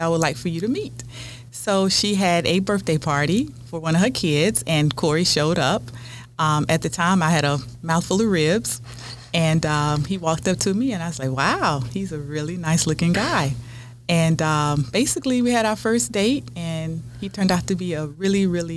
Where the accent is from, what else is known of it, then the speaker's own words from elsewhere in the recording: Montgomery, Alabama, United States; moved away as an adult; also born or lived in Florida / Washington, D.C.; now in West Virginia, United States; I'm originally from Florida. Was raised in Montgomery, Alabama